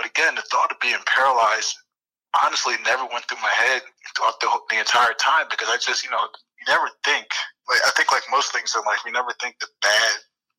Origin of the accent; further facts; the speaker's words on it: Columbus, Ohio, United States; I was from Columbus, Ohio.